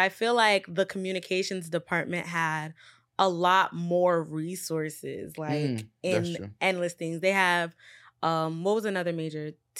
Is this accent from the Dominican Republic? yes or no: no; Nigeria; make sure it was known that I'm Nigerian. Because before I'm Black, I'm Nigerian. That's how I was raised.